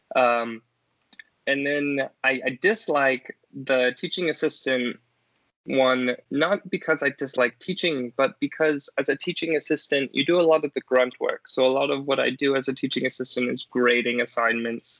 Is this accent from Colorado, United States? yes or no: yes; southern Colorado, United States; I grew up in um, kind of southern Colorado near the sand dunes with my family.